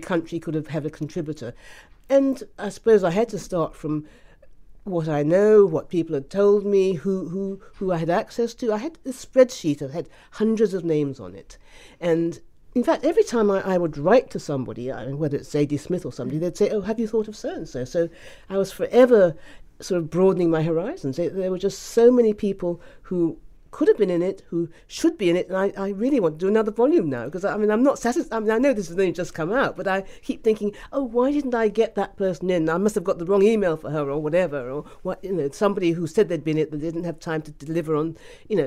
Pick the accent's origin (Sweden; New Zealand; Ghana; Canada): Ghana; I was born in Ghana